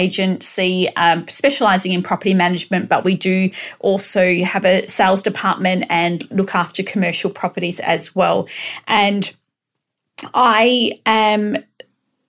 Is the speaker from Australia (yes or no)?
yes; Perth, Western Australia, Australia; I am from Perth, Western Australia.